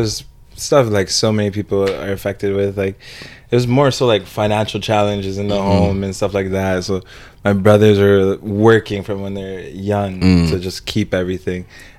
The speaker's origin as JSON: {"language": "English", "country": "United States", "said": "because I'm Jamaican Nigerian. My mom came from Jamaica. She's been living on her own since she was like 15. She came on her own. And my dad's from Nigeria."}